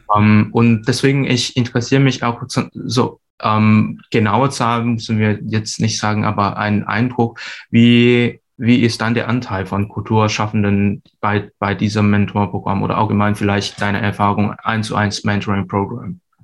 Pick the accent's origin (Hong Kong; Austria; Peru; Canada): Hong Kong; German is a second language; moved away as an adult; now in Hamburg, Germany; ich bin ursprünglich aus Hongkong